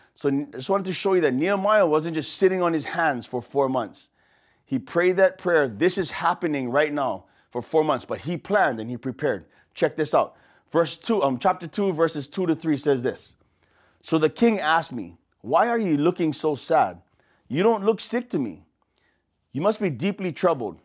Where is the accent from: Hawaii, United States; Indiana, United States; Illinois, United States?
Hawaii, United States; Waianae; accent: pidgin; from here, from Oahu, from the west side of Oahu, deep west